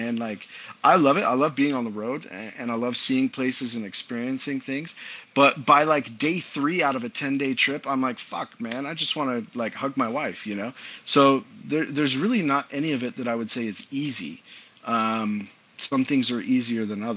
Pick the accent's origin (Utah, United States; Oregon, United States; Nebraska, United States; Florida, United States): Utah, United States; I grew up in Utah.